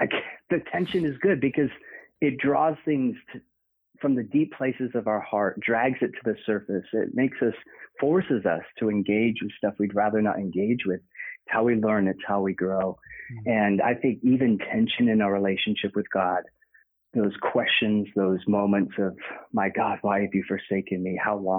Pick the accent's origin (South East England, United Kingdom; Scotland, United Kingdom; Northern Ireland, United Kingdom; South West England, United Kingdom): South East England, United Kingdom; Oxford; born there; and that was kind of like a homecoming for me because I was born in Oxford. So it's great going back.